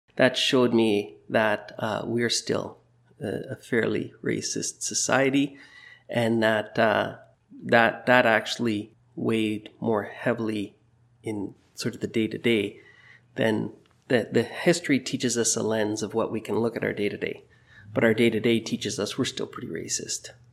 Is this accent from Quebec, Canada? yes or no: no; Burnaby, British Columbia, Canada; moved away as an adult; also born or lived in Toronto / Europe; now in Maple Ridge, Canada; I grew up in Burnaby, born in raised in Burnaby